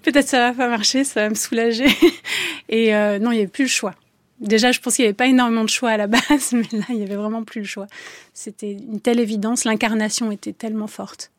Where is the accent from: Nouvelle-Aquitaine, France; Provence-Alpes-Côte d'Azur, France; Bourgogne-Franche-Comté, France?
Provence-Alpes-Côte d'Azur, France; Avignon; je suis d'Avignon